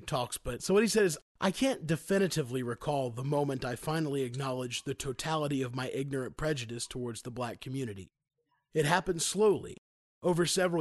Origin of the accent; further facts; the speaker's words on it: Greenville, South Carolina, United States; I'm from Greenville, South Carolina